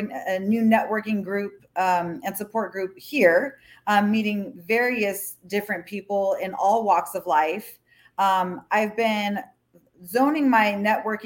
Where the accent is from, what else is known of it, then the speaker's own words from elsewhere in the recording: Hawaii, United States; also born or lived in Colorado; now in Florida, United States; I'm from Hawaii originally. I have Hawaiian in my blood